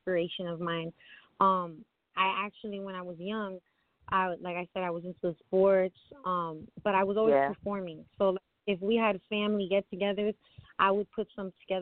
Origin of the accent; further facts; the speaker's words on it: Miami, Florida, United States; I'm from Miami originally, born and raised